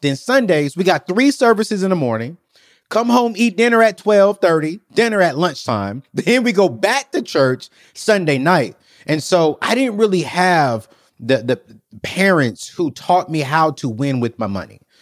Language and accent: English; United States; I'm American